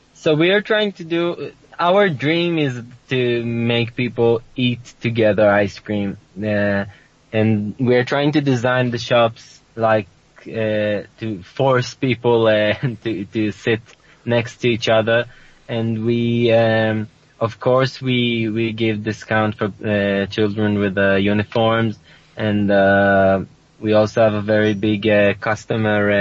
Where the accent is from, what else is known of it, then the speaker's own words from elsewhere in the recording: Sasa, Northern District, Israel; the kibbutz I grew up in Sasa is surrounded by Arab villages